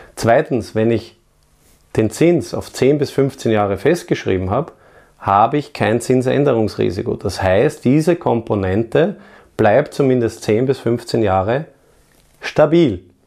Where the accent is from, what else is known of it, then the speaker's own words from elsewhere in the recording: Vienna, Austria; in meine Heimatstadt Wien.